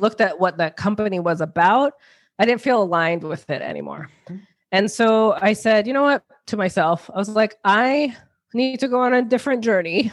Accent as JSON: {"language": "English", "region": "New York", "country": "United States", "tie": "born or raised there", "also_born_or_lived": "New Jersey", "moved": "yes", "lives_now": "Connecticut, United States", "said": "born in New Jersey, grew up in New York"}